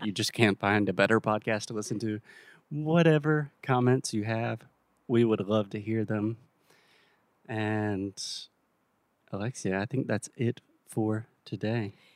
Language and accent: English; South Carolina, United States; now in Portugal; my home state of South Carolina